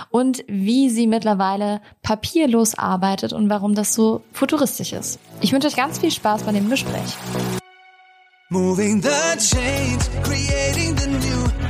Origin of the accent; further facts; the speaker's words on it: Eschweiler, North Rhine-Westphalia, Germany; Heute nehme ich euch mal ein bisschen mit in meine Heimat. Um genau zu sein, in meiner Heimatstadt Eschweiler. Denn daher komme nicht nur ich